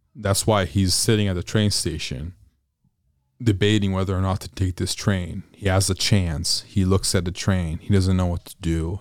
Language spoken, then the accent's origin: English; Italy; moved away as an adult; now in United States; born and raised in Europe